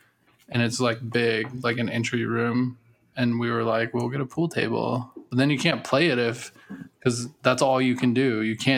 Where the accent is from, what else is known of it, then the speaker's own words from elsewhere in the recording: Texas, United States; moved away; they won't even know I'm from Texas.